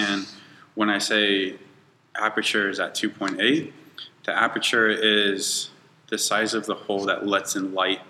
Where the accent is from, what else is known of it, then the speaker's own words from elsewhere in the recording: Bakersfield, California, United States; I was born and raised in Bakersfield